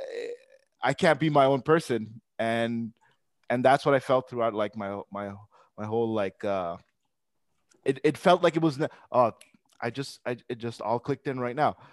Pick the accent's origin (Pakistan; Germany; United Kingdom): Pakistan; I'm Pakistani myself